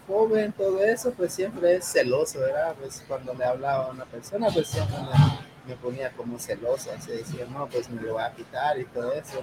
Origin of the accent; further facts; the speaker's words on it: Guerrero, Mexico; moved away; yo vino este, de un rancho que se llama uh, Guerrero, de ahí donde yo nací, de ahí donde yo crecí, de mi niñez.